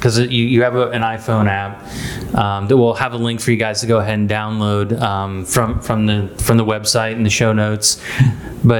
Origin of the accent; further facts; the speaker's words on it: Iowa, United States; I grew up in the Midwest, in Iowa